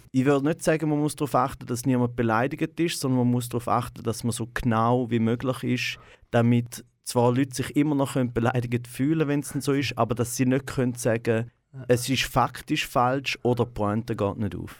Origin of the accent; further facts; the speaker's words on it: Goldach, St. Gallen, Switzerland; moved away as an adult; also born or lived in Rorschach; geboren bin ich in Rorschach äh, im Spital, direkt neben Goldach, äh, wo äh, ich auch, also wo meine Eltern wohnen, auch immer noch. Und dort bin ich meine ersten ja, 18 Jahre habe ich zu Goldach gelebt.